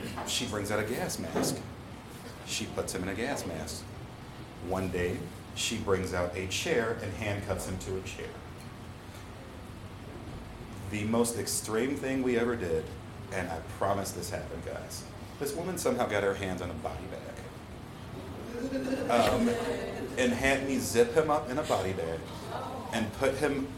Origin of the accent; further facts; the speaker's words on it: Chicago, Illinois, United States; I'm from Chicago. I'm not from around here.